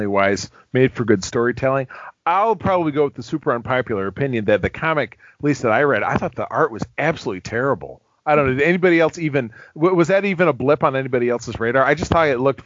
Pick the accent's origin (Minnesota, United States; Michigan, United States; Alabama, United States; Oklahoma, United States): Michigan, United States; Grosse Pointe; my hometown of Grosse Pointe, Michigan